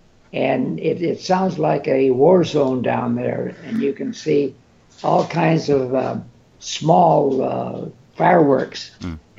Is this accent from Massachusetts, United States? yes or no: no; San Bernardino, California, United States; moved away as an adult; also born or lived in Murfreesboro, Tennessee / San Francisco; I was raised in San Bernardino. Mm. I lived there for 28 years. My twin brother and I, we were born in, as I say, Murfreesboro, and at 13 months we came